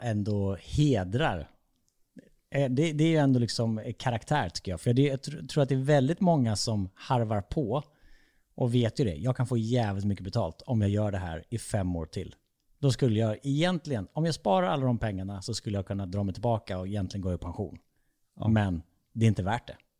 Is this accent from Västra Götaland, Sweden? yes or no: no; Falkenberg, Halland County, Sweden; jag är uppväxt i Falkenberg